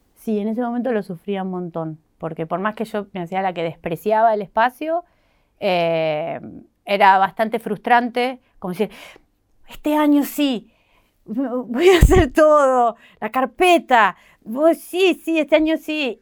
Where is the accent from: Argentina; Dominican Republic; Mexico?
Argentina; Banfield, Buenos Aires Province; moved away as an adult; me fui de Banfield, o sea, no, hoy no vivo ahí porque, o sea, toda mi adolescencia, como hasta los 23 viví ahí